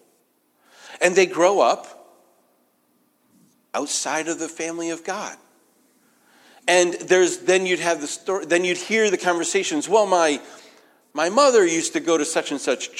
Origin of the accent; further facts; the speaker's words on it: New England, United States; moved away; I'm from New England